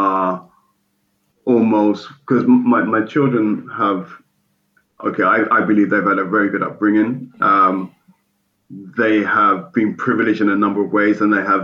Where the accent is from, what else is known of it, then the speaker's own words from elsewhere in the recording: United Kingdom; I grew up outside of London as well.